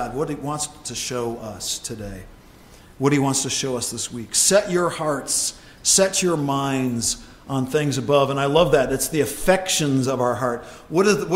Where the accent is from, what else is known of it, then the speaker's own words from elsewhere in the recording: Ohio, United States; moved away as an adult; Deb and I grew up in Ohio